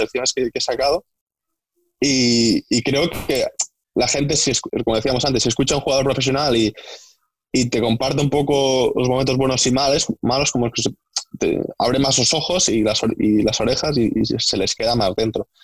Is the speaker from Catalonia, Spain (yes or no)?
yes; Ulldecona, Catalonia, Spain; moved away as an adult; now in England; soy de un pueblo que se llama Videcona, que está muy lejos, está a una hora de Reus